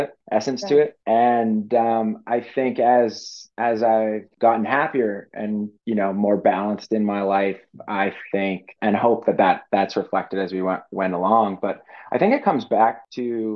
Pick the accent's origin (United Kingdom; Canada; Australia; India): Canada; I grew up in Canada